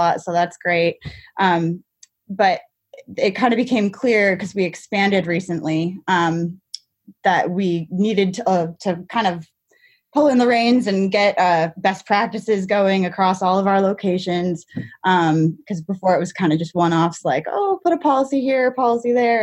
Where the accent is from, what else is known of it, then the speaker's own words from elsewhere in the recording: New Hampshire, United States; I'm from New Hampshire.